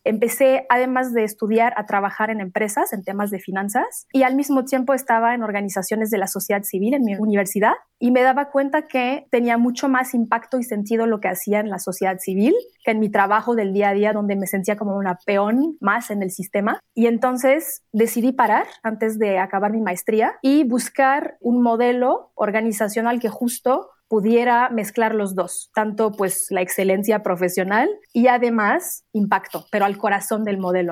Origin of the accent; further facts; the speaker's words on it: Morocco; moved away as an adult; also born or lived in France; now in Mexico; yo nací en Marruecos